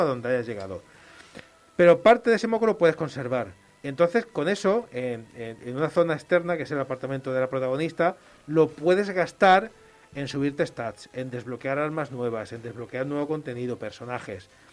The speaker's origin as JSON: {"language": "Spanish", "town": "Málaga", "region": "Andalusia", "country": "Spain", "moved": "as an adult", "lives_now": "Barcelona, Spain", "said": "soy de Málaga"}